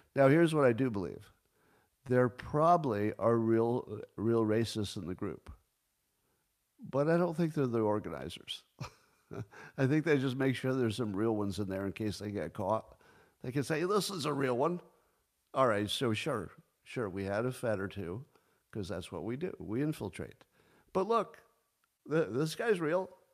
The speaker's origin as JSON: {"language": "English", "country": "United States", "said": "I'm all American"}